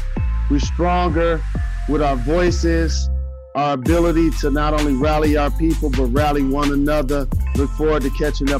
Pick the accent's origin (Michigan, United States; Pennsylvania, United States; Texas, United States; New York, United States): Michigan, United States; Detroit; my red and white suit with my Mari Gators representing Detroit